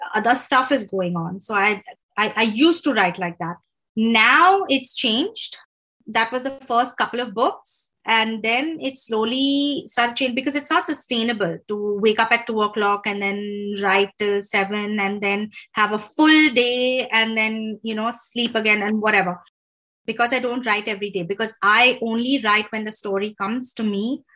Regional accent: Mumbai, Maharashtra, India; moved away; I grew up in Mumbai.

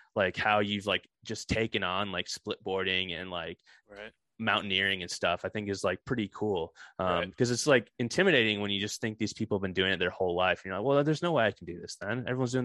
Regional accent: Okemos, Michigan, United States; I'm from Michigan, East Lansing area, Okemos.

